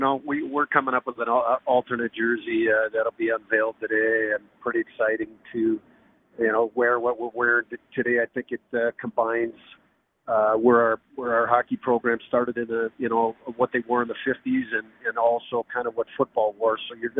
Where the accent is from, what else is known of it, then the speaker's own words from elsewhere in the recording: Minnesota, United States; Growing up in Minnesota, that's just what we did.